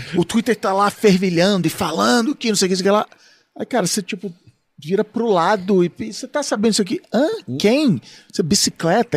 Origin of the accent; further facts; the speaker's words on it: Rio de Janeiro, Brazil; Eu, como sou do Rio